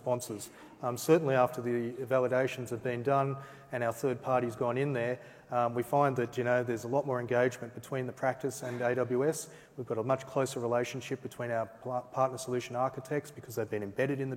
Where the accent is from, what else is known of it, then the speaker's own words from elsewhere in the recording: Australia; being an Aussie